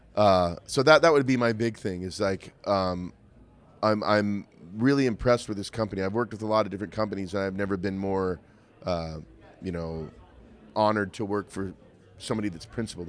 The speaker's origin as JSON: {"language": "English", "region": "Montana", "country": "United States", "tie": "born or raised there", "said": "I grew up in Montana"}